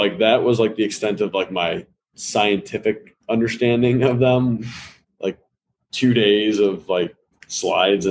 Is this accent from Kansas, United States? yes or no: no; Hoffman Estates, Illinois, United States; I grew up in Hoffman Estates, so northwest suburbs of Chicago